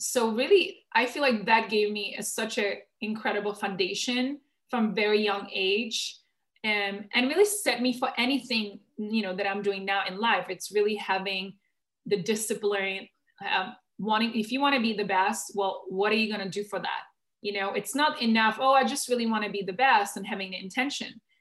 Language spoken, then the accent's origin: English; Czechia; moved away; I grew up in the Czech Republic, but then very early on, I traveled the world